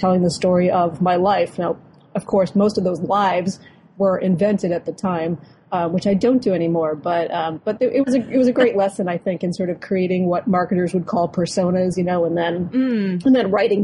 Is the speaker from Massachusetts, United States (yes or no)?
yes; Boston suburbs, Massachusetts, United States; being a child growing up in the Boston suburbs